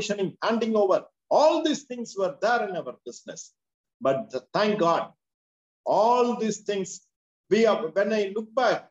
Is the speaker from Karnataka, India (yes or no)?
no; Madurai, Tamil Nadu, India; I am from Madurai.